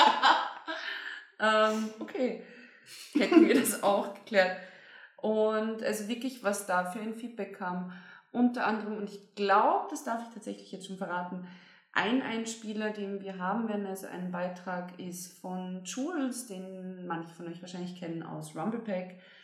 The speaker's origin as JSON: {"language": "German", "region": "Bavaria", "country": "Germany", "tie": "born or raised there", "moved": "yes", "lives_now": "Austria", "said": "ich komme zwar aus Bayern"}